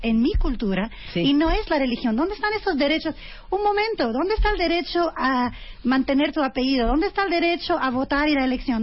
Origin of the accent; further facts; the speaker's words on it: France; crecí en Francia